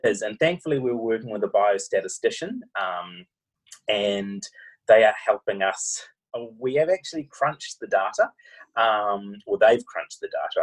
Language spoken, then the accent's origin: English; New Zealand; accent: Kiwi; now in Australia; my Kiwi accent